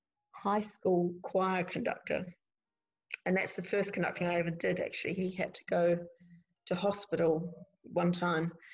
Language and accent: English; Dunedin, Otago, New Zealand; moved away as an adult; now in Scotland, United Kingdom; I went back home to Dunedin, and which was my hometown